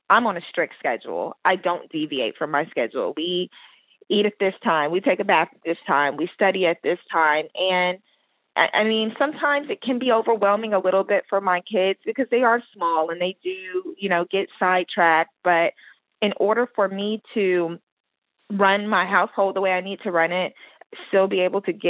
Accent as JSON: {"language": "English", "town": "Roswell", "region": "New Mexico", "country": "United States", "moved": "yes", "lives_now": "Houston, United States", "said": "I'm originally from Roswell, New Mexico, but I've lived in Houston for a really long time now, so Houston"}